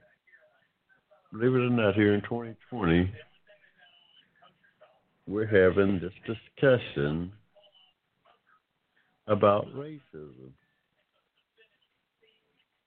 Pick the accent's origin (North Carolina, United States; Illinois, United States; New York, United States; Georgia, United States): Georgia, United States; My family go back in this country generously, directly to 1784 here in the state of Georgia. So including my kids, that would be seven generations in my family here in the state of Georgia.